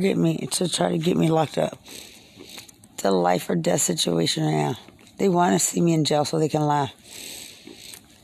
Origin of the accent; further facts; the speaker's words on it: Lubbock, Texas, United States; I'm from Lubbock. We're a lot more serious